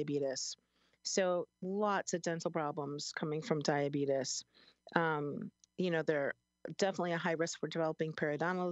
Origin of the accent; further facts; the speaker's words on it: Chicago, Illinois, United States; now in Springfield, United States; I'm from Chicago. I never called it soda. It was always pop. And I moved downstate 25 years ago here to Springfield